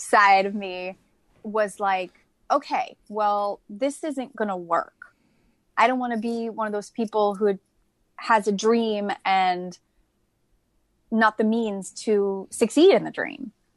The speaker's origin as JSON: {"language": "English", "town": "Amherst", "region": "Massachusetts", "country": "United States", "tie": "born or raised there", "said": "I'm originally from Massachusetts. I grew up in, um, Amherst, Mass, which is in the Pioneer Valley"}